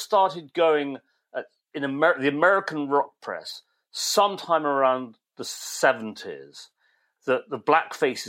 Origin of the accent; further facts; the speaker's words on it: England, United Kingdom; In the same way as we heard as we grew up in certainly in England, and were listening to Radio 1, and you'd get the … followed by the …, whatever.